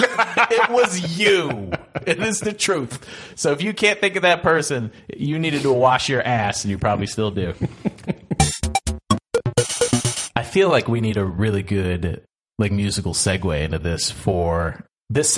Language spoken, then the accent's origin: English; Canada; growing up as Canadian